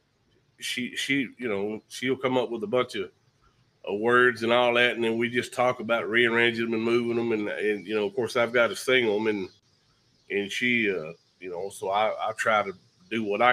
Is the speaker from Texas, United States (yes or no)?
yes; Jacksonville, Texas, United States; I'm from East Texas, Jacksonville